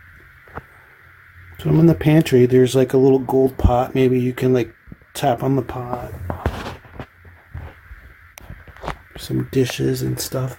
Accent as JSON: {"language": "English", "region": "New Jersey", "country": "United States", "said": "I'm 45, and I'm from New Jersey"}